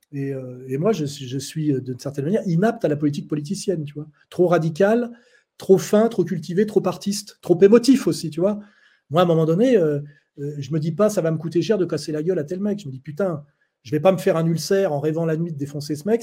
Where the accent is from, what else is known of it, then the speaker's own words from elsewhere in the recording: France; moved away as an adult; now in Switzerland; Je suis français, donc je suis né français